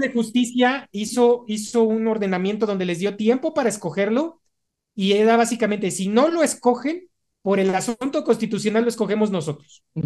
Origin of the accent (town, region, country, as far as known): Mexico City, Mexico